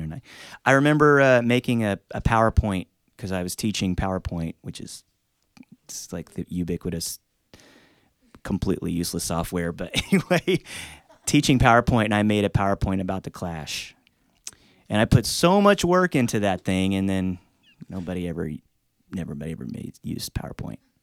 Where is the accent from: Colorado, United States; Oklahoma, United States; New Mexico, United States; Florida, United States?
Oklahoma, United States; Tulsa; where I grew up in Tulsa is a real unusual, um, city.